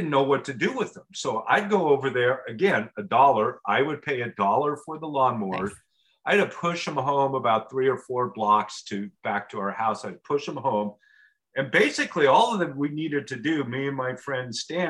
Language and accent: English; Portland, United States; We grew up outside of Portland